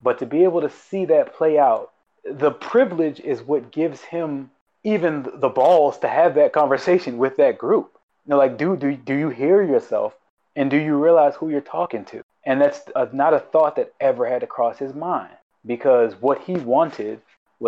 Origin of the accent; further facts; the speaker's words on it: Baltimore, Maryland, United States; moved away as an adult; I grew up in Baltimore City in the middle of the hood